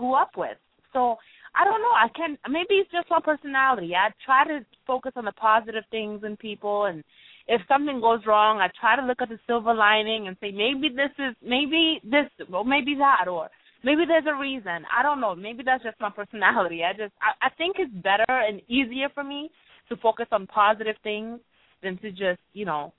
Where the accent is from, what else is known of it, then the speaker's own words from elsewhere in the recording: Ohio, United States; also born or lived in Rwanda; growing up in Ohio, when we came to America, we lived in Ohio